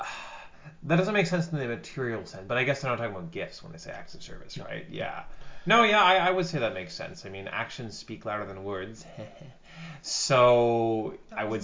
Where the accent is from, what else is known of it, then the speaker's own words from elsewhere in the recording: Canada; we're Canadian